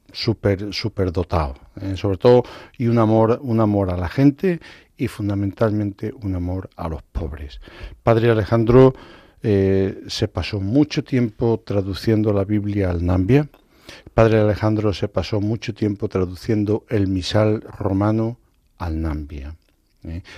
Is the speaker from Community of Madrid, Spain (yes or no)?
no; Extremadura, Spain; also born or lived in Zimbabwe; yo soy de Extremadura